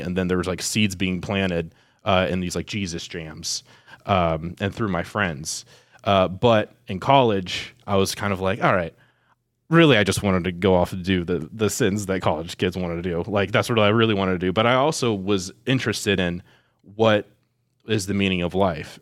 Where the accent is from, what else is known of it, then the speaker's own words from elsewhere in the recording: Westerville, Ohio, United States; also born or lived in Columbus, Ohio; I was born here in Columbus. Uh, I grew up in Westerville